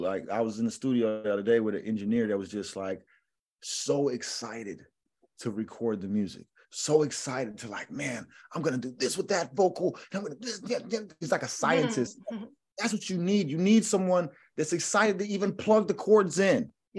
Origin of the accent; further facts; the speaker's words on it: the South, United States; It's like, see, I'm from the South, right? And there's a saying down here